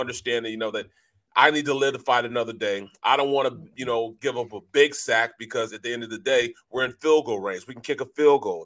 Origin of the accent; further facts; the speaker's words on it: St. Louis, Missouri, United States; I'm from Saint Louis. I'm from Missouri